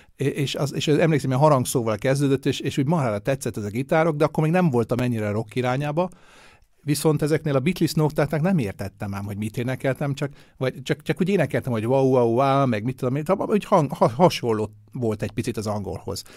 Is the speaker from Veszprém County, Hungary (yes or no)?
no; Budapest, Hungary; now in Vienna, Austria; a Budapesten nőttem föl